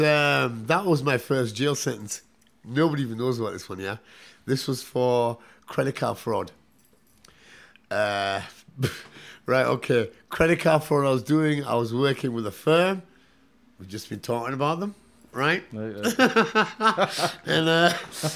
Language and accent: English; Newcastle upon Tyne, North East England, United Kingdom; I was from Newcastle